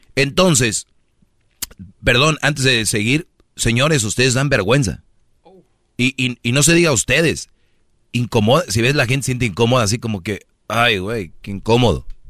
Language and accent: Spanish; Monterrey, Nuevo León, Mexico; soy de Monterrey